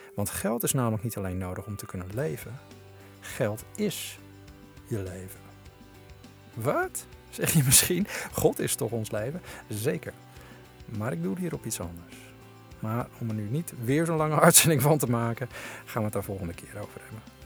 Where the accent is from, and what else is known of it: Netherlands